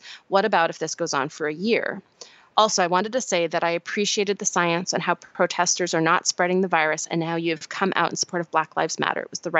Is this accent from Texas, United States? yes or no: no; St. Louis, Missouri, United States; Although my hometown of St. Louis was mostly following the science at the beginning, now that our local cases have fallen, half the population has gone back to life as normal.